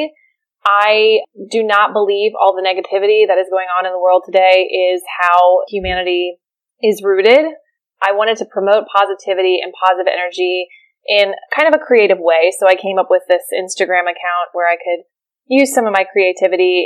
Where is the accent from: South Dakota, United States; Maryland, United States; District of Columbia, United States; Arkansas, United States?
Maryland, United States; moved away as an adult; now in Charleston, United States; I grew up in Maryland. I did all my schooling there. I came to Charleston, South Carolina for residency. And I've been here ever